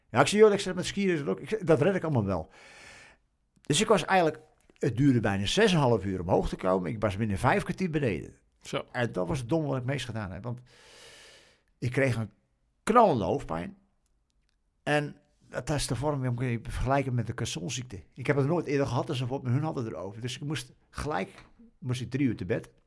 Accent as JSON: {"language": "Dutch", "country": "Australia", "said": "Oh, we komen uit Australië en we, we weten niet wat kou is."}